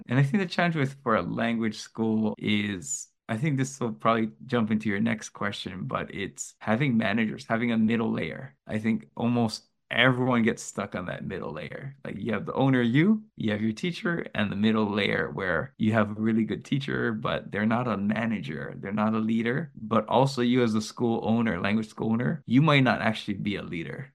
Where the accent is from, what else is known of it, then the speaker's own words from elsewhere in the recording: United States; first language English; now in Japan; I am Amer-, American, my, my native language is English